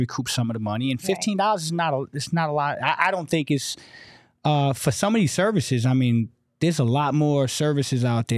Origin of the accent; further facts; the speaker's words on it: New York, United States; I'm coming from New York. I grew up watching Knicks games.